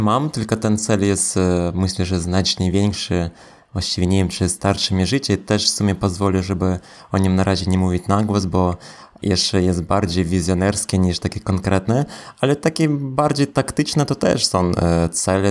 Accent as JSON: {"language": "Polish", "country": "Belarus", "tie": "born or raised there", "moved": "yes", "lives_now": "Poland", "said": "wychowałem się e, w Białorusi"}